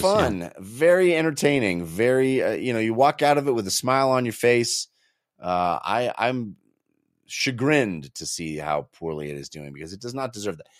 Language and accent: English; California, United States; now in Colorado, United States; I was a California boy